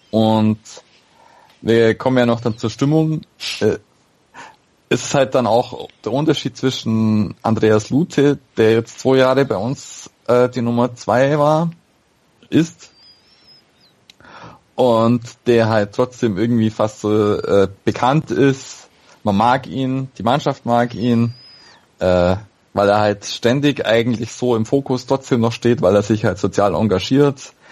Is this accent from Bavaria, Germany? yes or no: yes; Augsburg, Bavaria, Germany; ich, äh, als Augsburger hat man Fabian Giefer vielleicht sogar noch in Erinnerung gehabt.